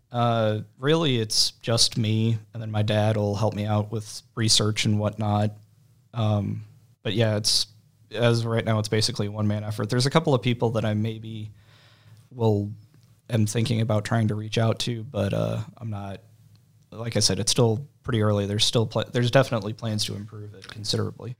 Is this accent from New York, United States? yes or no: no; Waterloo, Illinois, United States; now in Collinsville, United States; I am, I guess, originally from Monroe County. Uh, parents are Dad went to Waterloo, my mom went to Jubbo. I lived in Waterloo until, uh, two thousand